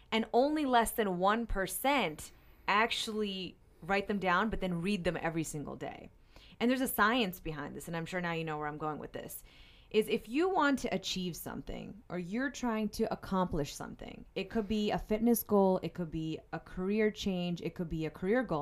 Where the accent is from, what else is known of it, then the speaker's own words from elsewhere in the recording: Pennsylvania, United States; now in Saint Louis, United States; I'm from Pennsylvania